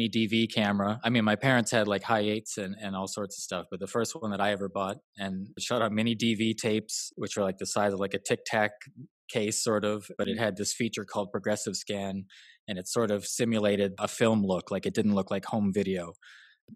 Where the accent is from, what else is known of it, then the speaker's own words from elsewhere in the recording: Cloverdale, British Columbia, Canada; I am from a place called Cloverdale, British Columbia, Canada, which has like maybe 1,000 people